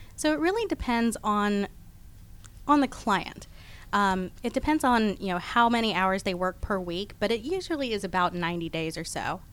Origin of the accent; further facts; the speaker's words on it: Houston, Texas, United States; now in Atlanta, United States; I was born in Houston, Texas, but I've been in Atlanta since 1993, so I'm a Georgia girl at this point